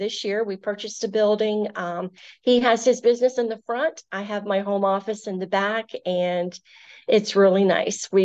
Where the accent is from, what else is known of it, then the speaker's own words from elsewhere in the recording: Virginia, United States; now in Maryland, United States; both my husband and myself, we are originally from Virginia, and we've both lived in this area, or at least I have, over half my life, so I consider myself now a Marylander.